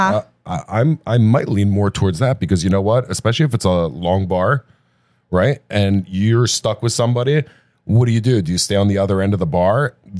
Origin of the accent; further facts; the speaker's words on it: New Jersey, United States; I'm from New Jersey. I'm here for the first time.